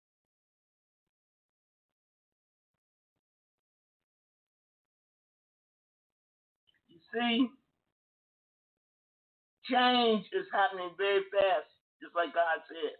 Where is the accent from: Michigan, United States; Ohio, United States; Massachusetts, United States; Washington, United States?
Ohio, United States; moved away; I was born in Ohio